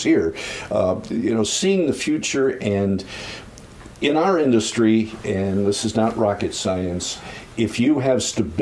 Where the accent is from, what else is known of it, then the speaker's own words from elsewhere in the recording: Holyoke, Massachusetts, United States; moved away; also born or lived in Boston, Massachusetts; My hometown is Western Massachusetts